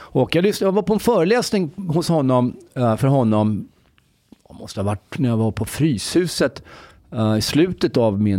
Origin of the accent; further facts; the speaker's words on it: Egypt; now in Sweden; jag kommer från Egypten förresten.